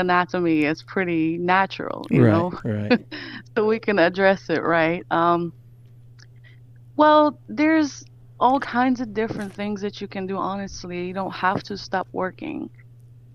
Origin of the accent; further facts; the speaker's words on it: Poland; moved away as an adult; now in United States; I'm originally from Poland